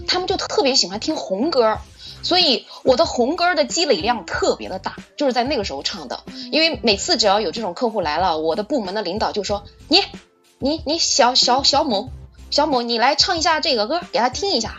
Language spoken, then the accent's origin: Chinese; Suzhou, Jiangsu, China; 我是来自苏州的老姐姐